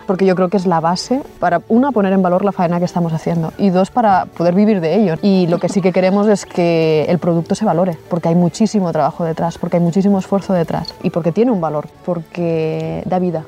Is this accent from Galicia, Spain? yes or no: no; Barcelona, Catalonia, Spain; now in Eller, Spain; nací en Barcelona